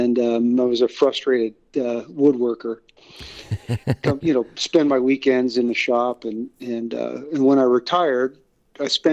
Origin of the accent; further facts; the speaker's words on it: Northeast Ohio, United States; I grew up in right where I live in Northeast Ohio, about midway between Cleveland and Pittsburgh